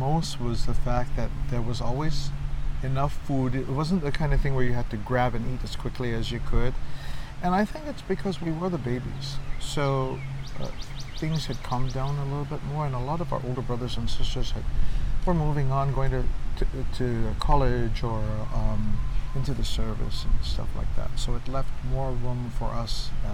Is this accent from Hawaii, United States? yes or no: yes; Honolulu, Hawaii, United States; I grew up in Kalihi.